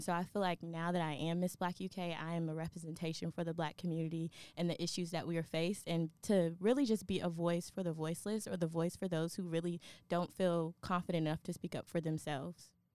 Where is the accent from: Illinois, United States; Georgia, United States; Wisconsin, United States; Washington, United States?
Georgia, United States; Atlanta; now in Kentucky, United States; I am from Atlanta, Georgia